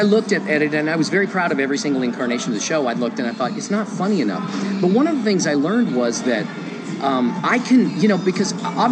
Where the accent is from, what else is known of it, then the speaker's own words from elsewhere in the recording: Dallas, Texas, United States; moved away as an adult; also born or lived in Lynchburg, Virginia; now in Las Vegas, United States; I lived in Texas my whole life. I grew up in Dallas, Texas.